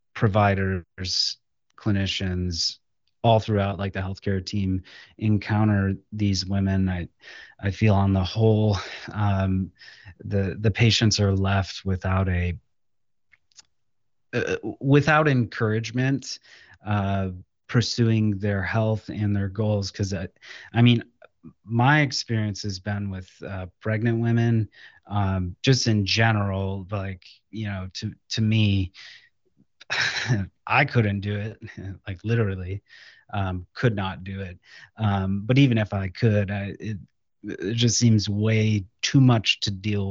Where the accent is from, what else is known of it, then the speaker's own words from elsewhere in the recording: Lorain, Ohio, United States; came back to my hometown of Lorain, Ohio, which is close to Cleveland